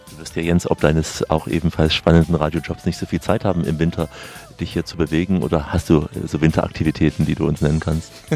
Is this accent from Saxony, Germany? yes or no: yes; Saxony, Germany; Also ich bin ja geborener Sachse und mich erinnert vieles hier auch an meine Heimat.